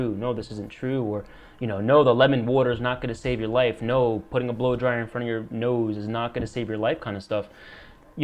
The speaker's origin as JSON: {"language": "English", "region": "New Jersey", "country": "United States", "tie": "born or raised there"}